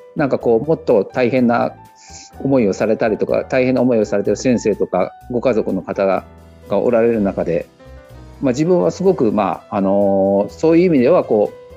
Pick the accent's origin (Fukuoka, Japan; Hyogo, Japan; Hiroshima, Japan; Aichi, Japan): Hiroshima, Japan; moved away; also born or lived in Kobe; 私は生まれは広島